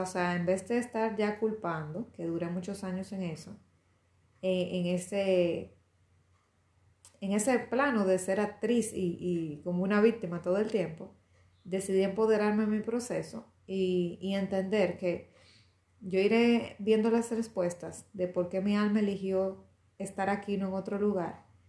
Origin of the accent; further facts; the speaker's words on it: Dominican Republic; se está celebrando en mi país el Día de, de nuestro Padre de la Patria Principal